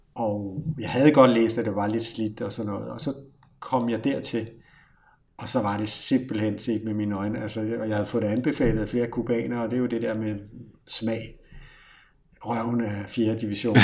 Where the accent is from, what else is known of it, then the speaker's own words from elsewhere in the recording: Copenhagen, Capital Region of Denmark, Denmark; accent: Copenhagen; jeg er københavner lige nu